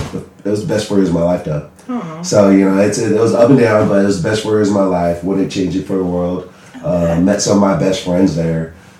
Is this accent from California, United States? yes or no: yes; San Bernardino, California, United States; I am originally from San Bernardino, California.